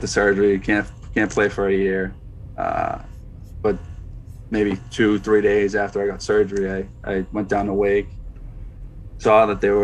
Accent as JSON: {"language": "English", "region": "Northeast", "country": "United States", "said": "We're from the Northeast"}